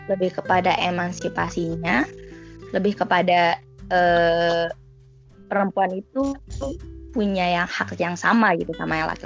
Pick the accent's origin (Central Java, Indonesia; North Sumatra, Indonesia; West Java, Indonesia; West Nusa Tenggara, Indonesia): West Nusa Tenggara, Indonesia; aku dari Lombok juga sekarang uh, kuliah di Universitas Indonesia semester 4